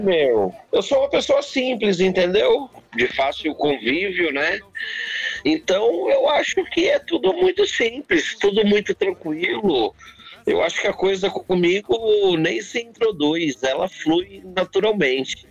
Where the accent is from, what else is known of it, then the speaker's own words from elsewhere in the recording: São Paulo, Brazil; Eu sou natural aqui de São Paulo. Eu nasci aqui em São Paulo mesmo, aqui no bairro do, do Bexiga